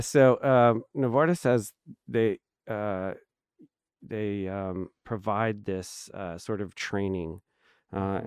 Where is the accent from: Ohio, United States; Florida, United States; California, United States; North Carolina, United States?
California, United States; Hanford; I grew up in the Central Valley, so mm-hmm. um, I was born in a town called Hanford